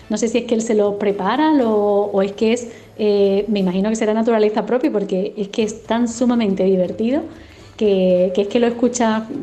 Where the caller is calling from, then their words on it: Málaga, Andalusia, Spain; de Málaga.